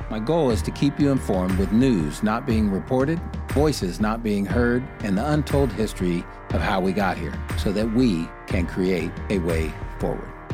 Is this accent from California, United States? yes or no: yes; Sacramento, California, United States; I was from Oak Park, which is a community here in Sacramento